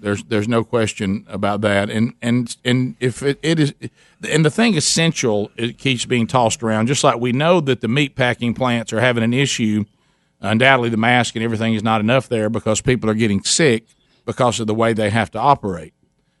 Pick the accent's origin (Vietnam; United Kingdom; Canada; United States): Vietnam; We're from Vietnam. We're not even from China.